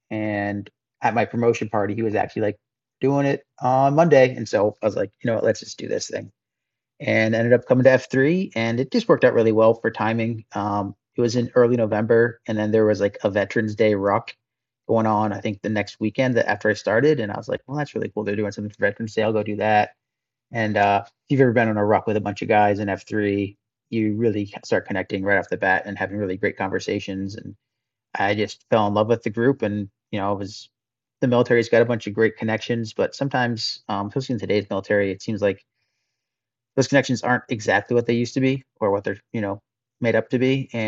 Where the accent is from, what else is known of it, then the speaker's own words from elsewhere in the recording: New England, United States; also born or lived in Pacific Northwest; I'm from New England, where we have the ocean and the mountains, and then I spent most of my life in the Pacific Northwest, where there's lots of mountains.